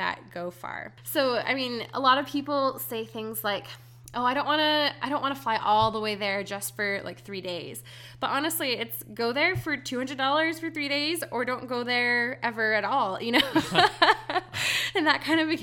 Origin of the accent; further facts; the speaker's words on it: Hawaii, United States; moved away; I grew up in Hawaii, and I had island fever really badly.